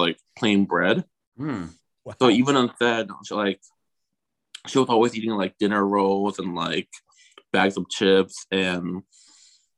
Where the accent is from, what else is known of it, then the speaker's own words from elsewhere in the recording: Okemos, Michigan, United States; moved away as an adult; also born or lived in Lansing, Michigan / Chicago; now in Los Angeles, United States; I'm from Okemos